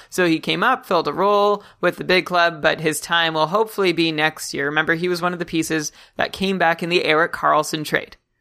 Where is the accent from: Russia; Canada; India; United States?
Canada; me as a Canadian